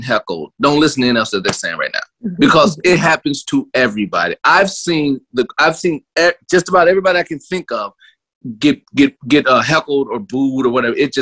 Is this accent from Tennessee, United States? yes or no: yes; Tennessee, United States; moved away as an adult; also born or lived in North Carolina / Chicago; I'm from Tennessee and I was in grad school in North Carolina